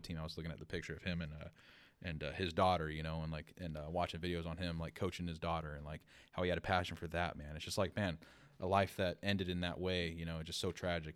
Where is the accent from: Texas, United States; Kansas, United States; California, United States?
California, United States; Bakersfield; moved away as an adult; also born or lived in Los Angeles / Big Sur; born and raised in Bakersfield